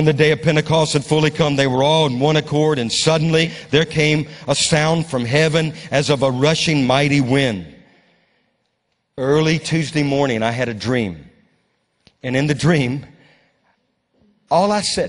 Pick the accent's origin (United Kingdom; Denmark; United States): United States; Louisiana; now in Moravian Falls, United States; I was brought up in Louisiana.